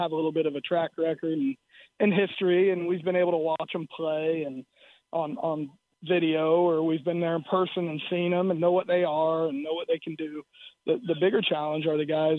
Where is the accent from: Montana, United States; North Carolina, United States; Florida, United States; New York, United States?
Florida, United States; South; moved away; also born or lived in Iowa; growing up in South Florida.